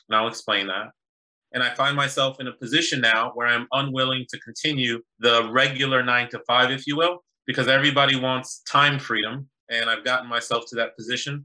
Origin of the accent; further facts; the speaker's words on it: Boston, Massachusetts, United States; also born or lived in New York / Haiti (family) / University of Virginia; now in Washington, D.C., United States; I was born in New York, raised in Boston, live in DC now by way of University of Virginia